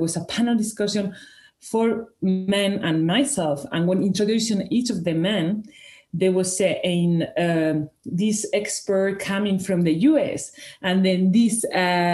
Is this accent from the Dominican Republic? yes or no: no; Spain; first language Spanish; English is a second language; moved away as an adult; now in Switzerland; I'm originally from Spain with Italian and Greek roots. I've been working and living in Switzerland since 2012